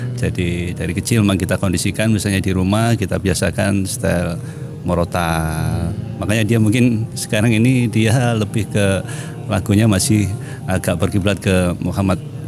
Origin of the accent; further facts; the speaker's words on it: Kediri, East Java, Indonesia; moved away; saya asli Kediri, jadi mesti ke, apa, ibu di Kediri